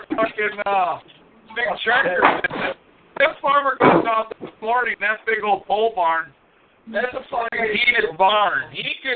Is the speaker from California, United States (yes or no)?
no; small town outside of Rockford, Illinois, United States; moved away; I grew up in a real small town outside of Rockford